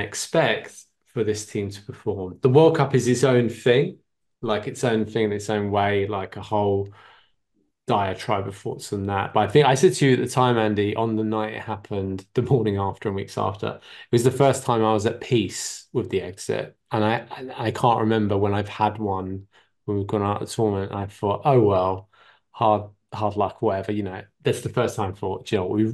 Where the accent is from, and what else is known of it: Ireland